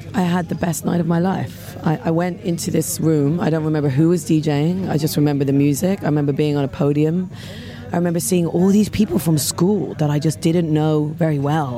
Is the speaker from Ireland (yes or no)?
yes; Dublin, Leinster, Ireland; I grew up in Dublin, and I was 17 years old